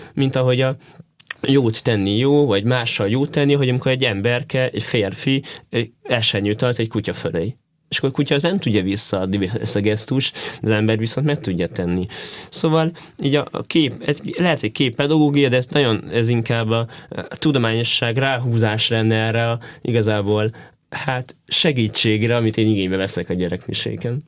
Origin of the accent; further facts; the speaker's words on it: Szeged, Csongrád-Csanád, Hungary; also born or lived in Pomáz; now in Szentendre, Hungary; Én szegedi gyerek vagyok